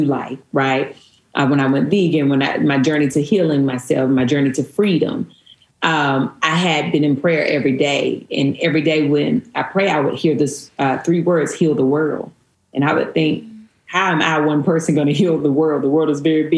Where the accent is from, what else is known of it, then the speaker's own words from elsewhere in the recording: Stoneville, North Carolina, United States; moved away; I actually grew up in a little town outside of Eden called Stoneville